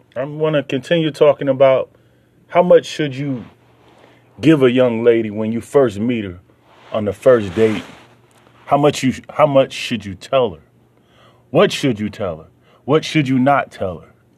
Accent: the South, United States; I'm from the South, so you know, I'm gonna have the way I talk is a lot different than cats from New York or you know California.

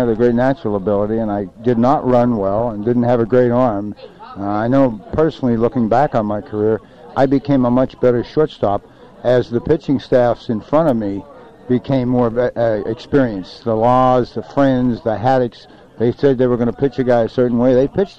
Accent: Pittsburgh, Pennsylvania, United States; Well, I guess this was my hometown. I grew up here

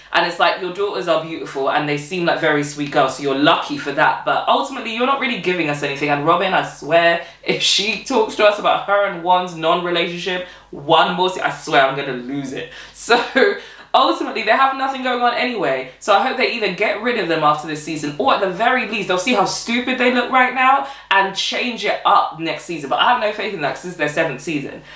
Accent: Nigeria; as a Nigerian woman as well, because I'm Nigerian.

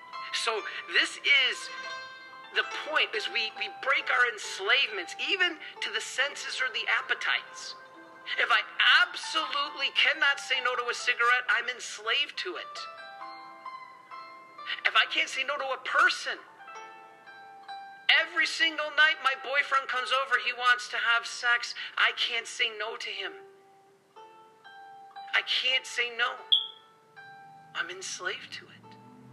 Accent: Detroit, Michigan, United States; I love soda. I'm from Detroit, especially Faygo. That's like my favorite thing in the whole world.

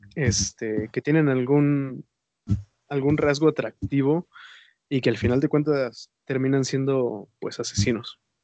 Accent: Mexico; somos mexicanos

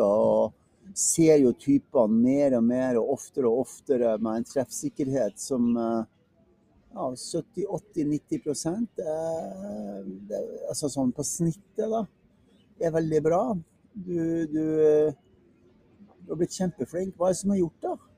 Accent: Northern Norway, Norway; Jeg kommer jo fra Nord-Norge

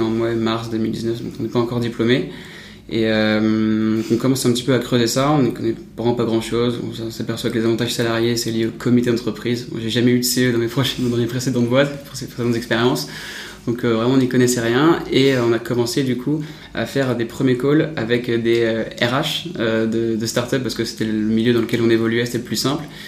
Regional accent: Paris, Île-de-France, France; Je suis né à, Paris

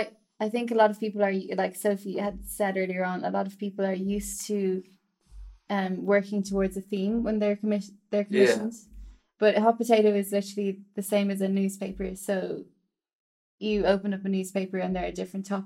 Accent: Ireland; moved away; in Ireland, because I'm Irish

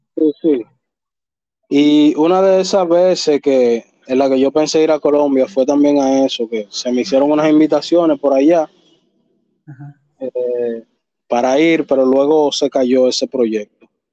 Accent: Dominican Republic

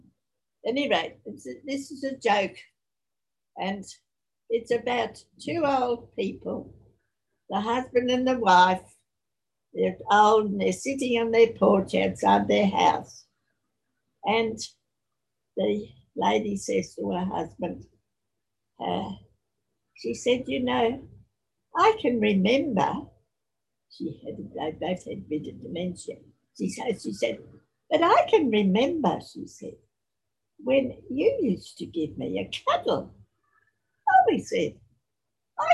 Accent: Australia; also born or lived in Sydney; my parents came to Australia from Ireland, and I was born in Australia, my sister and I. I've had a very blessed life in this land, the great country Australia

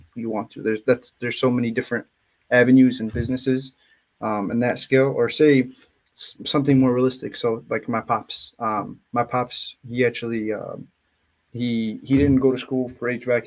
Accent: Dearborn, Michigan, United States; I'm outside of Detroit. It's called a city called Dearborn, but like ethnicity wise, my family, they actually immigrated from Yemen

